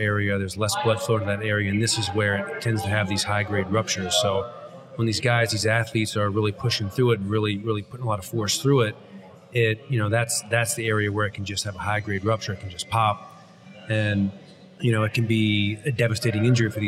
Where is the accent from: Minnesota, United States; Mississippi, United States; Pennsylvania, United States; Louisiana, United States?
Pennsylvania, United States; moved away as an adult; also born or lived in New York City; now in South Jersey, United States; I'm from Pennsylvania